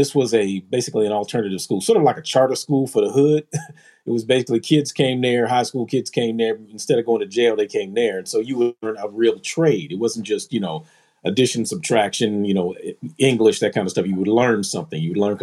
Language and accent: English; Philadelphia, Pennsylvania, United States; born there; Well, growing up for me, man, I was born in Philly. My dad was from Philly, and my mom is from New York.